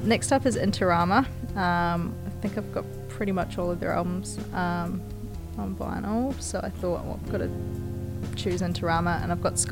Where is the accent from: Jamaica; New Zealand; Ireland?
New Zealand; born or raised there